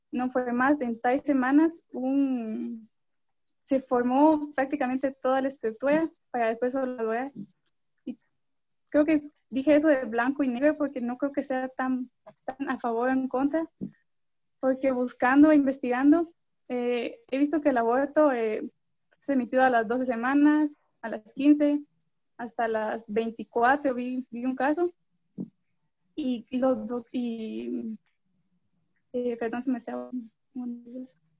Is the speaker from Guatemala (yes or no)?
yes; Guatemala City, Guatemala Department, Guatemala; soy de Guatemala, la ciudad